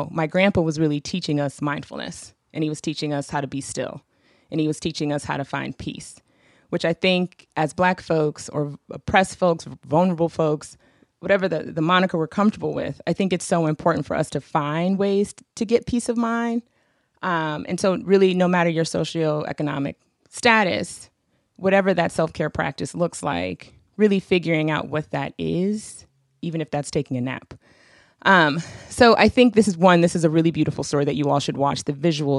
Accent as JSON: {"language": "English", "town": "Saint Paul", "region": "Minnesota", "country": "United States", "said": "We're from St. Paul, Minnesota"}